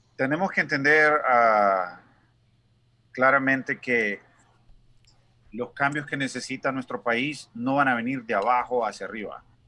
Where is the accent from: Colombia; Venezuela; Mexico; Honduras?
Honduras; moved away as an adult; now in United States; Nosotros como latinos y como hondureños somos bien dados a las familias